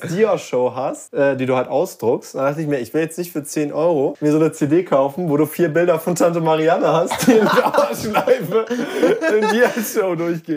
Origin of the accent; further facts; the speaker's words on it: Lübeck, Schleswig-Holstein, Germany; moved away; Ich war nämlich in Lübeck und, ähm, also das ist meine Heimatstadt, da komme ich her.